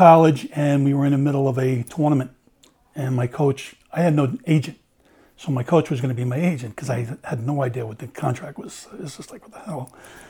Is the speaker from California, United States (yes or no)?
no; Long Island, New York, United States; I grew up on Long Island